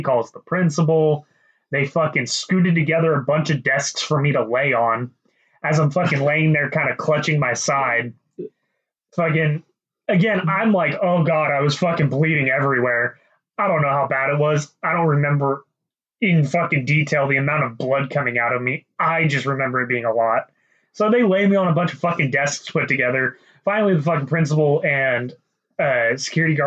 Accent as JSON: {"language": "English", "region": "Kentucky", "country": "United States", "moved": "yes", "said": "I'm originally from Kentucky"}